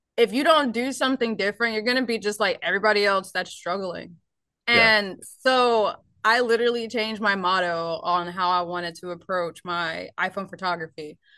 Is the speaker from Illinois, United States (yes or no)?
no; Ohio, United States; moved away as an adult; now in Nashville, United States; I actually originally um, am from Ohio.